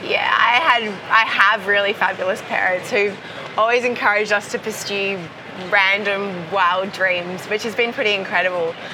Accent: Perth, Western Australia, Australia; Perth, my hometown in, in Australia

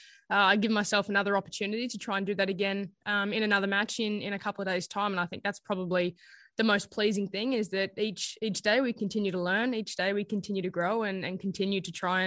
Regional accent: Australia; as an Aussie, I feel like a lot of us are early risers, particularly in Brisbane

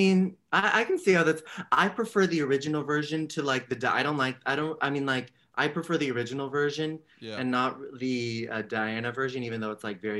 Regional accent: San Francisco, California, United States; San Francisco. Yeah.

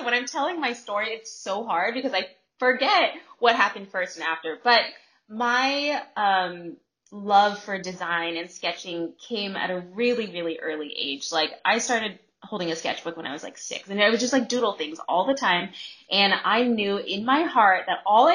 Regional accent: California, United States; also born or lived in Bay Area; I actually grew up in Southern California and Northern California

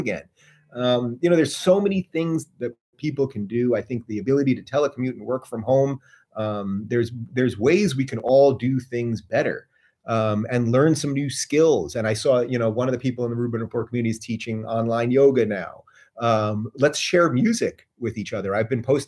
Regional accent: New York, United States; I'm a New Yorker.

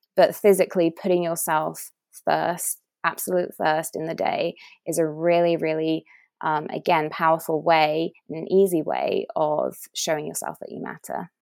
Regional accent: England, United Kingdom; moved away as an adult; now in United States; I'm English

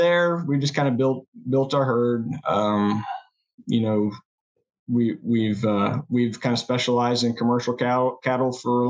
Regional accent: Coffeyville, Kansas, United States; I'm from Coffeyville, Kansas. It's in Southeast Kansas. We're about an hour north of Tulsa.

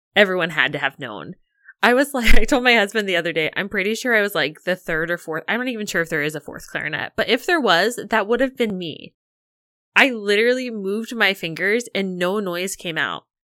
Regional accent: Illinois, United States; I grew up in Illinois

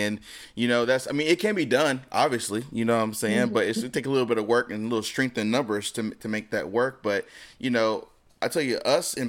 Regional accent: United States; growing up in America

